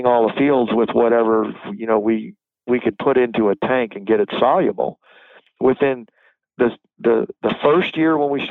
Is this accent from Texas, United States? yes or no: no; Florida, United States; now in North Carolina, United States; I was born in Florida.